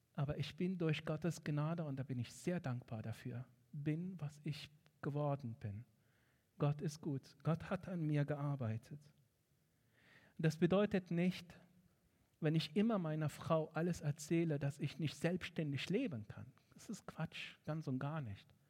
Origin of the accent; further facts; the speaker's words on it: Egypt; German is a second language; moved away as an adult; now in Germany; Ich bin in Ägypten aufgewachsen